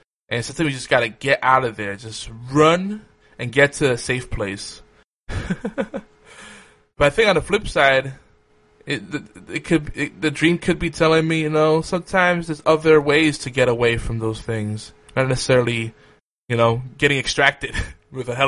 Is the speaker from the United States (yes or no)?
yes; New York City, New York, United States; I grew up in Hell's Kitchen